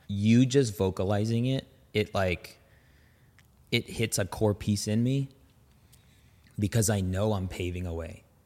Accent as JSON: {"language": "English", "town": "Las Vegas", "region": "Nevada", "country": "United States", "tie": "born or raised there", "also_born_or_lived": "San Francisco Bay Area, California", "said": "Vegas is, like, it's been home for a really long time"}